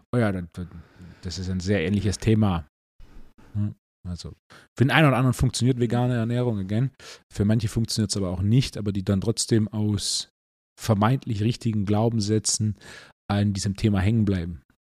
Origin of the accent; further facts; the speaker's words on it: Swabia, Baden-Württemberg, Germany; als echter Schwabe